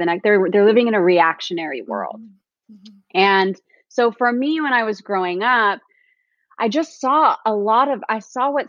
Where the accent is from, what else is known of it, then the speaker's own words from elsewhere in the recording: Orange County, California, United States; I grew up in Orange County, California, and I grew up in a low-income family